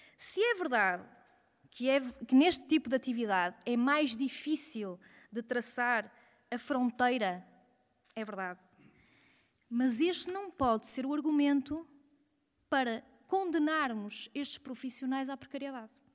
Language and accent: Portuguese; Porto, Norte, Portugal; eu sou do Porto